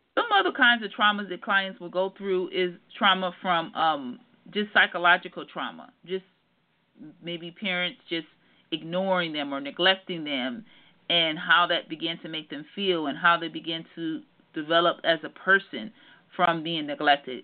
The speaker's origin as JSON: {"language": "English", "town": "Detroit", "region": "Michigan", "country": "United States", "tie": "born or raised there", "also_born_or_lived": "Southern California", "moved": "yes", "said": "I'm actually from Detroit, Michigan and I went through a lot growing up"}